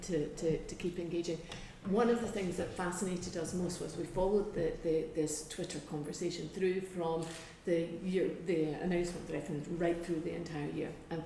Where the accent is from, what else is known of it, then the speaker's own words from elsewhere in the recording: Scotland, United Kingdom; as a Scot